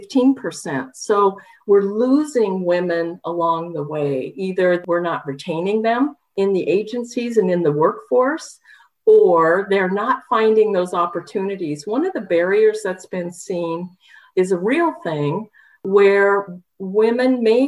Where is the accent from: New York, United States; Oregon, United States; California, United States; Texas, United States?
Oregon, United States; Southern; moved away; also born or lived in Washington; I come from Oregon, Southern Oregon